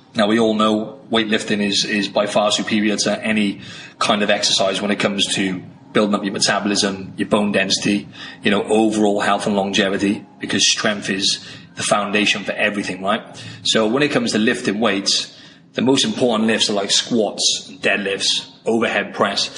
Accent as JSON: {"language": "English", "region": "Wales", "country": "United Kingdom", "moved": "as an adult", "lives_now": "Sydney, Australia", "said": "I'm from the UK originally. I'm from Wales in the UK, and I came over to Australia"}